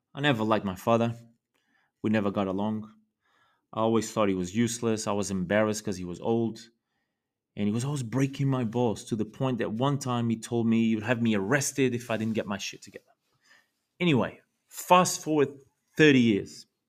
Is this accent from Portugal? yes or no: yes; Lisbon, Portugal; I was born in Portugal in nineteen eighty in Lisbon